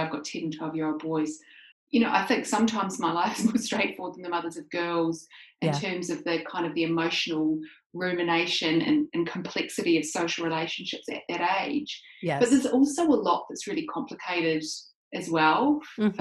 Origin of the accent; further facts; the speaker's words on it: New Zealand; I grew up in New Zealand.